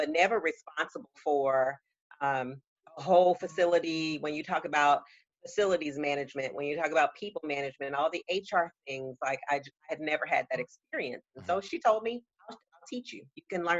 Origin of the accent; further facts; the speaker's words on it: Augusta, Georgia, United States; moved away as an adult; also born or lived in Florida / Atlanta, Georgia; now in Charleston, United States; But I grew up in Georgia. I stayed in Georgia all the way through high school, Augusta, Georgia